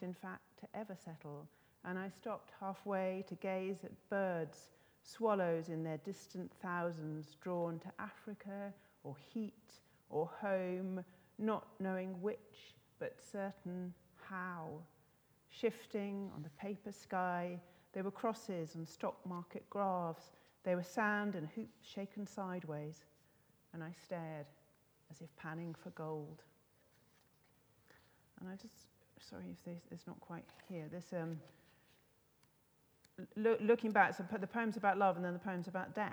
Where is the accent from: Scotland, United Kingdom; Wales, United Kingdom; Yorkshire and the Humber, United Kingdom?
Scotland, United Kingdom; moved away; I'm Scottish, and I can't live there. Don't live there anymore.